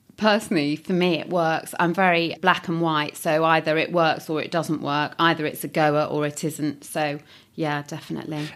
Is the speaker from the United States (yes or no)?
no; Nottingham, East Midlands, United Kingdom; I'm from Nottingham, and so I decided to stay in Nottingham